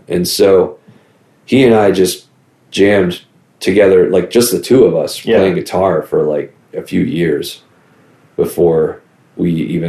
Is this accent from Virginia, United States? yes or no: yes; Virginia, United States; growing up in Virginia